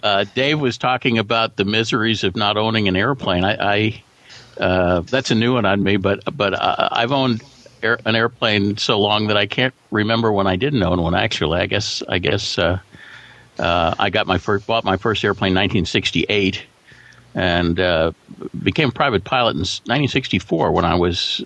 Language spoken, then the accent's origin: English; New York City, New York, United States; moved away as an adult; also born or lived in Phoenix; now in California, United States; I grew up in New York City